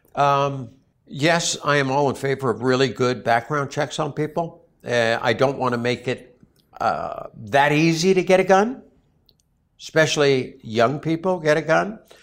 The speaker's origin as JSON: {"language": "English", "town": "Newtown", "region": "Connecticut", "country": "United States", "tie": "born or raised there", "moved": "yes", "said": "Sandy Hook, and that's my hometown. I lived in Sandy Hook when I was in high school. I went to Newtown High School."}